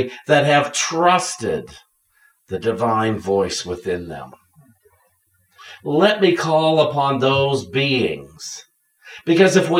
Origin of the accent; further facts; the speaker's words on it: Washington, Pennsylvania, United States; moved away; also born or lived in Connecticut; We come from Washington, Pennsylvania.